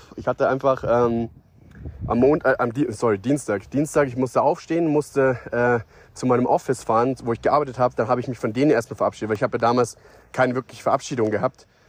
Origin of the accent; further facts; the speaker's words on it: Perchting, Bavaria, Germany; also born or lived in Costa Rica; ich bin ja kein gebürtiger Münchner, äh, ich komme aus, aus, aus dem Raum Starnberg, aus, aus Perchting